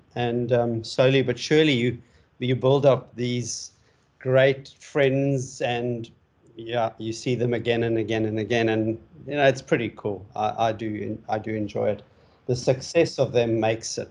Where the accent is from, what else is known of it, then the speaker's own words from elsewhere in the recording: South Africa; moved away as an adult; also born or lived in Hong Kong / Dubai; now in Sunshine Coast, Australia; I'm originally from South Africa. I moved to Australia in 2007.